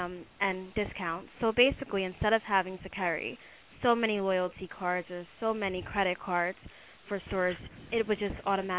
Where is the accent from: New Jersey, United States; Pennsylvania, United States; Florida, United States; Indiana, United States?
New Jersey, United States; moved away as an adult; also born or lived in New Hampshire; I'm originally from New Jersey, but I spent 4 years in New Hampshire at Dartmouth College.